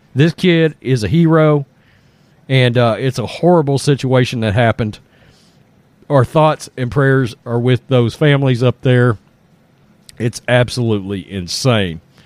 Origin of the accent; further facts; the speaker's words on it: Texas, United States; I'm from Texas.